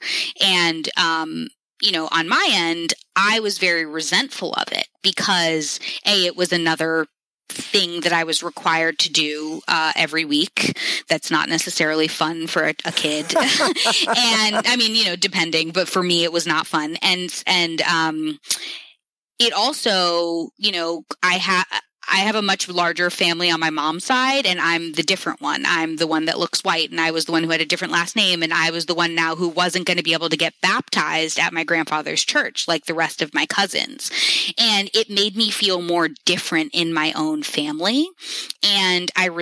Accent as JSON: {"language": "English", "town": "New York City", "region": "New York", "country": "United States", "tie": "born or raised there", "said": "I grew up in New York City in this very diverse group of friends"}